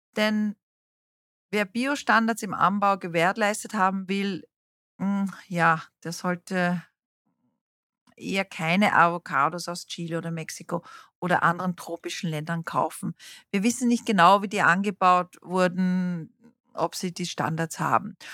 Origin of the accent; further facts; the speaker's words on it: South Africa; moved away; ich bin in Südafrika aufgewachsen